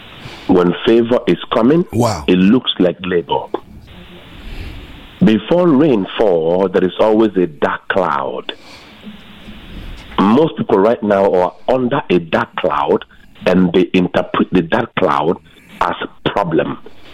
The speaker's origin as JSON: {"language": "English", "country": "Nigeria", "moved": "yes", "lives_now": "Arkansas, United States", "said": "So I believe I came from Nigeria, and I've been here for 21 years."}